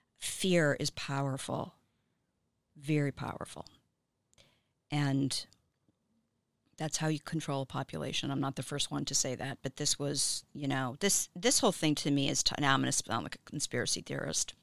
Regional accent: Miami, Florida, United States; now in Los Angeles, United States; I'm from Miami

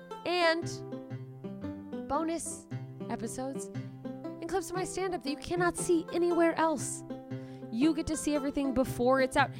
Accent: Anchorage, Alaska, United States; moved away; the theater in my hometown in Alaska

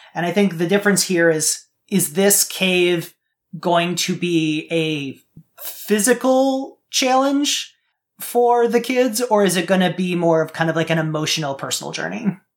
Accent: Midwest, United States; I grew up in the Midwest

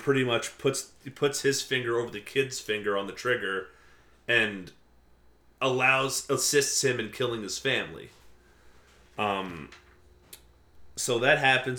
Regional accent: Port Jefferson, New York, United States; I grew up in Port Jeff.

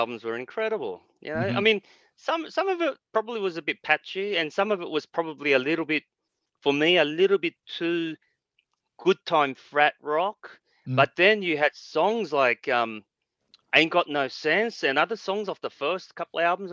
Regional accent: Australia; As an Asian guy growing up in Australia

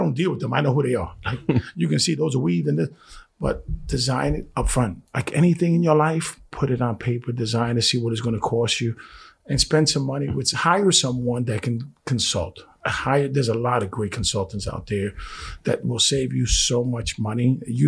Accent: Bronx, New York, United States; You know, listen. I'm from the Bronx. I'm Puerto Rican.

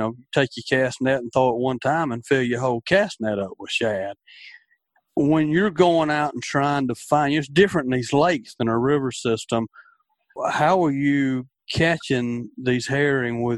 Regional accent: Demopolis, Alabama, United States; growing up in Demopolis, Alabama, we had a lock and dam right there.

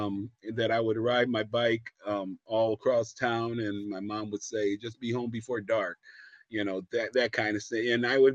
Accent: Medina, Ohio, United States; I grew up in a small town, about a little bit south of Ohio, Cleveland, Ohio. The city that everybody jokes about, but this little town was called Medina, small little town. And I grew up a Baptist.

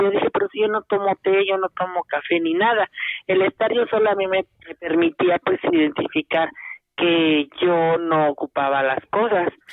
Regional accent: Progreso de Obregón, Hidalgo, Mexico; now in Pachuca, Mexico; de aquí de Pachuca les hablo, pero yo soy del municipio de aquí de Hidalgo del Progreso

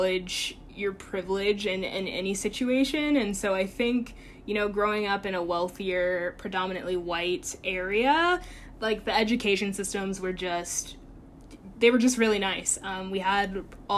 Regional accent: Chesapeake, Virginia, United States; moved away as an adult; now in New York City, United States; I grew up in Chesapeake, Virginia

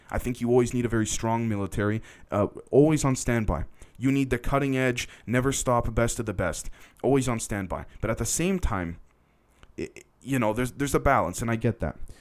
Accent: Canada; I'm Canadian technically

